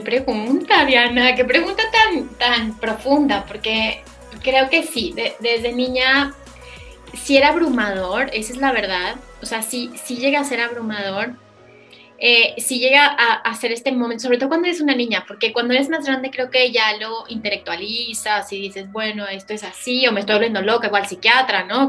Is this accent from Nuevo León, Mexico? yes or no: no; Saltillo, Coahuila, Mexico; yo nací en Saltillo